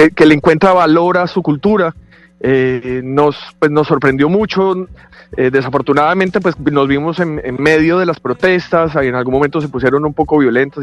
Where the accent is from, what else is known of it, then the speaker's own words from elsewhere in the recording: Colombia; moved away as an adult; Me hace mucha falta estar en mi país en este momento.